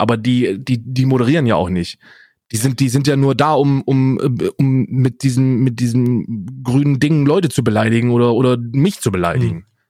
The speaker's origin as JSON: {"language": "German", "region": "North Hesse", "country": "Germany", "tie": "born or raised there", "said": "Ich bin Westdeutscher. Ich bin in Nordhessen geboren"}